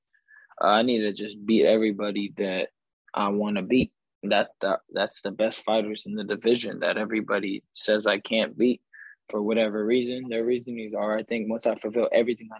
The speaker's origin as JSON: {"language": "English", "town": "Victorville", "region": "California", "country": "United States", "tie": "born or raised there", "said": "I'm from Southern California, I grew up, you know, here my whole life, from Victorville"}